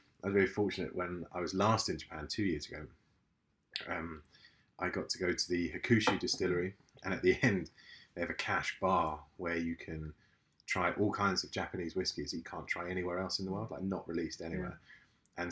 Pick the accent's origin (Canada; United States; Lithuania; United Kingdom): United Kingdom; London; from London, my hometown